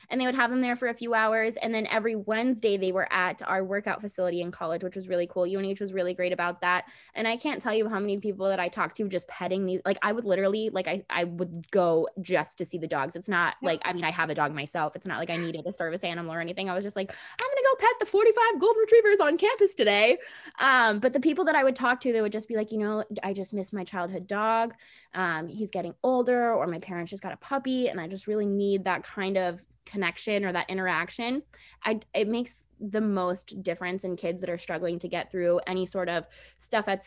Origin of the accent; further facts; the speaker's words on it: Washington, District of Columbia, United States; I'm from DC.